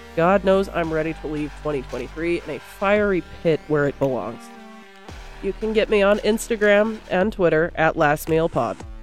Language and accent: English; United States; accent: American; my awesome American accent